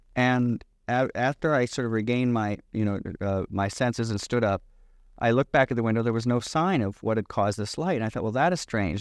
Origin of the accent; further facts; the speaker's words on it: Michigan, United States; I grew up in Michigan